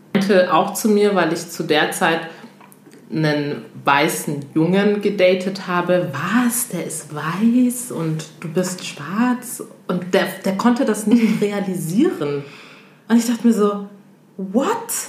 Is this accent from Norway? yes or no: no; Togo; now in Germany; ich komme ja ursprünglich aus Togo